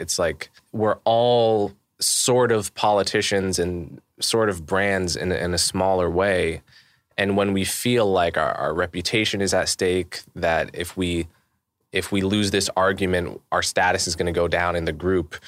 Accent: Montclair, New Jersey, United States; I grew up in New Jersey. I grew up in Montclair, New Jersey

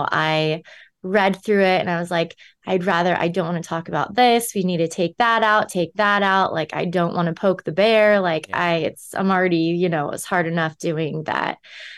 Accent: California, United States; I'm from Southern California. I grew up going to the beach, by the pool, going to the river.

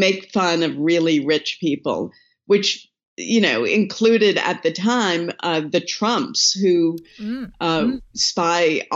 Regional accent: East Coast, United States; I grew up on the East Coast

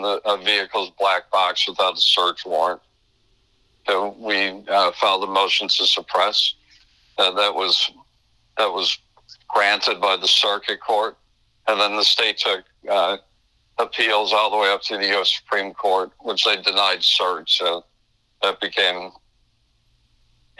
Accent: Chicago, Illinois, United States; moved away as an adult; now in Florida, United States; I'm from Chicago originally. We went to law school in Chicago

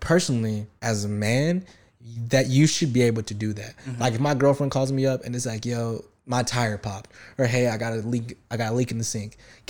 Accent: the South, United States; I was raised in the South, you know, with a pretty hood dad, and you know, my mom is from the country.

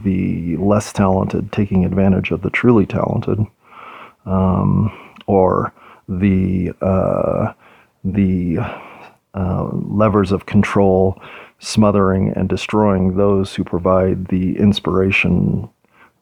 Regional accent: United States; as an American

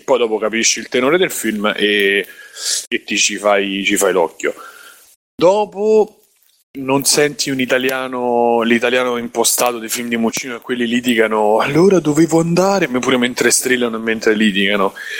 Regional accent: Rome, Lazio, Italy; da romano

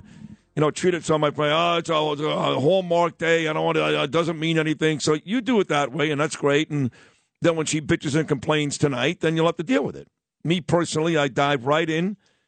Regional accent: Brooklyn, New York, United States; I grew up in Canarsie. All my friends went to that place.

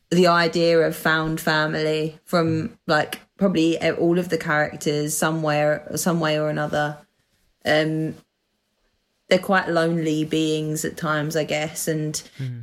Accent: United Kingdom; accent: Essex / London; moved away as an adult; now in Manchester, United Kingdom; an Essex accent slash London accent, um, which is where I am originally from. Although I'm currently living in Manchester

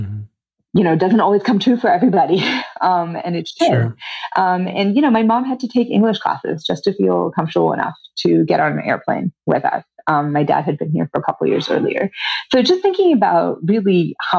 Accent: India; now in Glen Rock, United States; I grew up, I was born in India, the very traditional patriarchal society

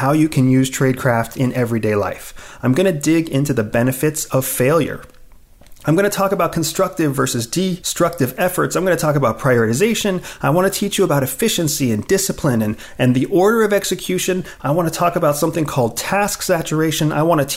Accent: Pennsylvania, United States; When I was a teenager, growing up in Pennsylvania

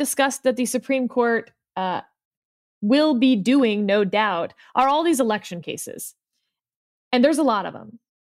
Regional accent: Harris County, Texas, United States; Someone like me from Harris County

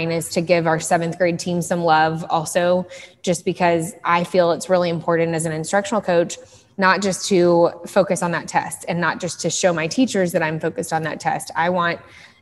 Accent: Dallas, Texas, United States; I am from Dallas. I grew up in Dallas, Texas, in Lake Highlands

